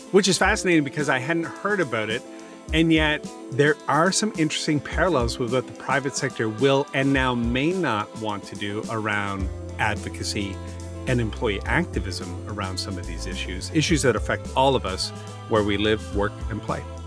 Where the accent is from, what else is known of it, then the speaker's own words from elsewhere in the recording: Halifax, Nova Scotia, Canada; I grew up in Halifax